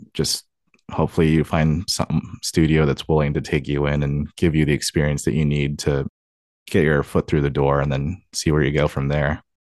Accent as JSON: {"language": "English", "town": "Tacoma", "region": "Washington", "country": "United States", "tie": "born or raised there", "also_born_or_lived": "Covington, Washington", "said": "I was actually born and raised here in Washington. I was born in Tacoma, and then I lived there for twenty-one years of my life."}